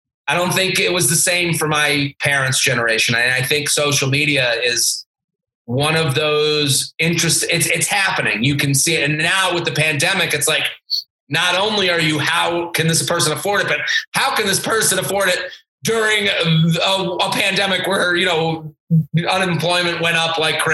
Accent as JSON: {"language": "English", "town": "Needham", "region": "Massachusetts", "country": "United States", "said": "Outside of Boston, about a town called Needham, which is like 20 minutes outside of the city"}